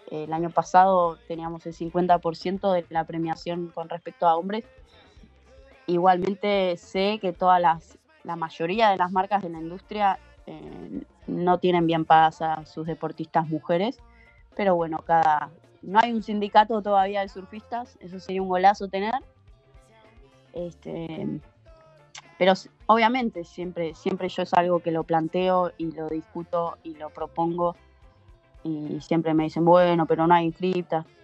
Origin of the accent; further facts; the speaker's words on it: Argentina; Pero también, ojo, tampoco se crean que es, tan fácil caer como argentinos en patota.